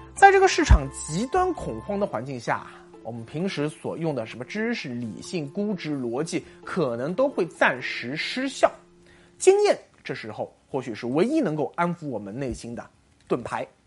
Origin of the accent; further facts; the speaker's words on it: China; 我们作为中国人